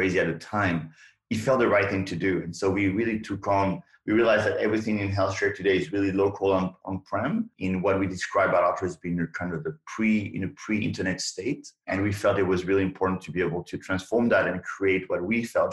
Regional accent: France; moved away as an adult; now in United States; I came from France

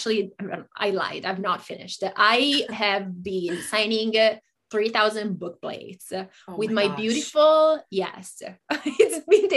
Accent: Italy; moved away as an adult; also born or lived in Japan / Germany; now in United States; I grew up in Italy

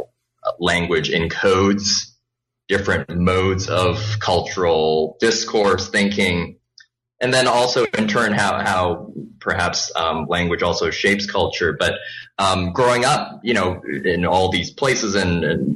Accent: Vancouver, British Columbia, Canada; first language Cantonese; English is a second language; also born or lived in Hong Kong; I was born in Hong Kong. So that's where the Cantonese comes from, a native Cantonese speaker. Moved to Canada when I was relatively young, was 7 years old, and then grew up in Canada, in Vancouver.

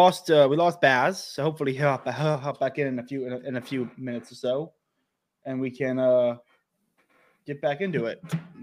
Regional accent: United States; as an American

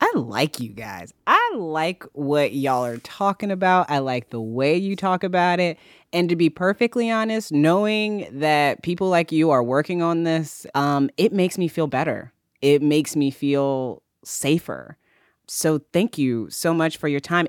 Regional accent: Indiana, United States; I'm from Indiana

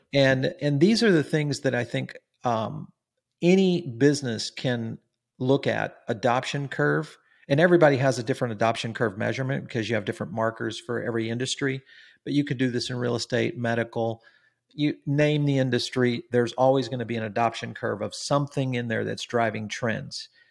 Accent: Silicon Valley, California, United States; I grew up in Silicon Valley

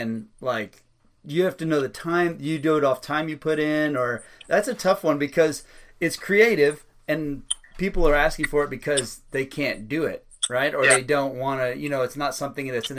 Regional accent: Harlingen, Texas, United States; also born or lived in Los Fresnos, Texas; I lived right close to South Padre Island, so that's where I grew up

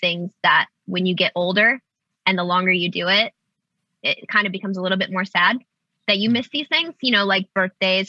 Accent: Nebraska, United States; moved away as an adult; now in Los Angeles, United States; I grew up in Nebraska. I've only lived in LA for 6 years.

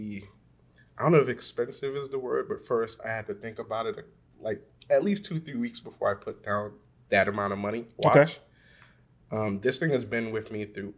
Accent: New York City, New York, United States; I'm a Brooklyn boy.

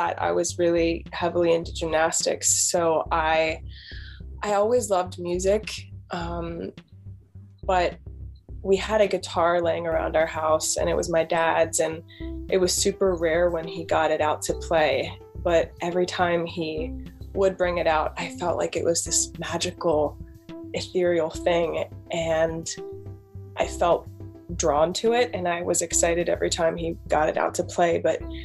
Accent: Pennsylvania, United States; I'm in Pennsylvania, born and raised here. But yeah, that's where I'm from.

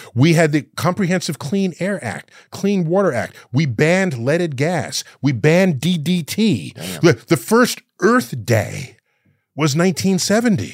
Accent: New York City, New York, United States; moved away as an adult; also born or lived in Austin, Texas; I grew up in New York City

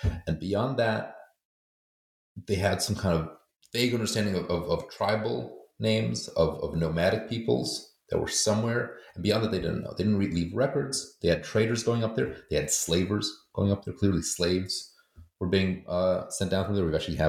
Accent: United States; I grew up in America, but I was going to school in Poland.

